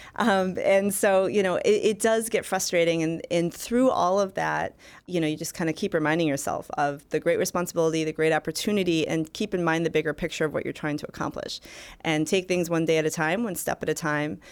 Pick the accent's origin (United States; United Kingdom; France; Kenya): United States; Michigan; I worked for Senator Carl Levin, for my home state senator